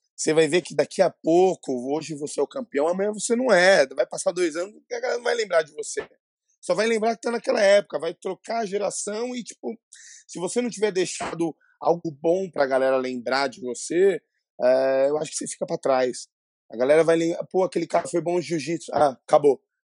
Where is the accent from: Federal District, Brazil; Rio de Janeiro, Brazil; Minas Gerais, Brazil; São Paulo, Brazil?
São Paulo, Brazil; eu sou aqui de São Paulo, né? É, é, extremo Leste, Itaquera